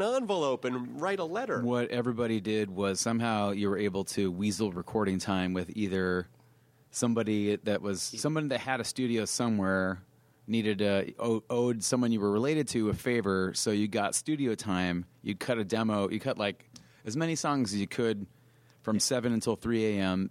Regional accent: Mesa, Arizona, United States; we grew up in in Mesa, which is an eastern suburb of Phoenix

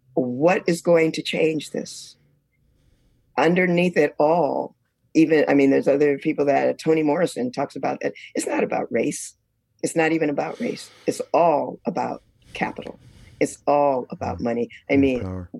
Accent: United States; as a Black woman growing up in America

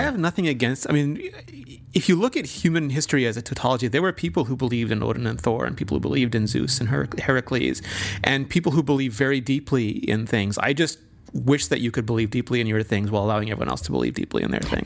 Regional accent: South Africa; moved away; growing up in South Africa

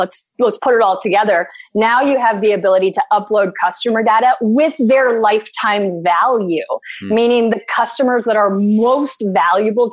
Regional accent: Canada; I'm a Canadian

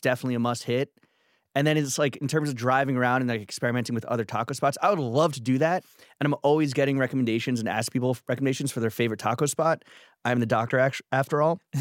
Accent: New York City, New York, United States; I grew up in Stuytown

